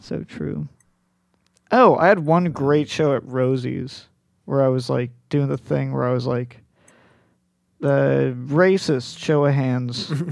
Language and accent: English; Palo Alto, California, United States; also born or lived in Colorado; I'm from Palo Alto